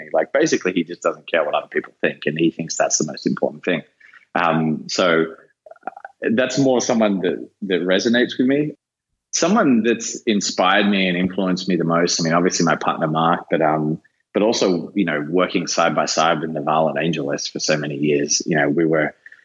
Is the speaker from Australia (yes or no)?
yes; Australia; now in San Francisco, United States; being an Australian Italian